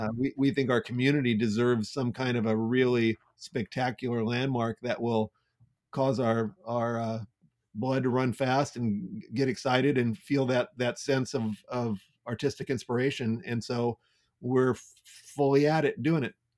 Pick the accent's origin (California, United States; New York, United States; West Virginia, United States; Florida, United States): California, United States; Santa Clara; also born or lived in San Jose / San Francisco; I was raised in Santa Clara